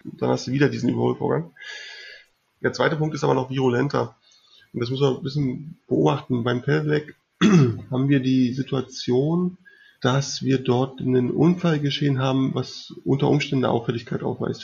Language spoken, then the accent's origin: German; Berlin, Germany; ich komme aus Berlin